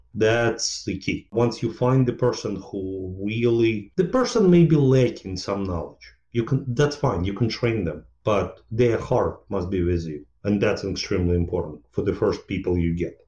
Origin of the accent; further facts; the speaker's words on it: Ukraine; moved away as an adult; now in United States; I grew up in Ukraine, well, former Soviet Union at that time. And then uh, just when Ukraine became independent, I moved to United States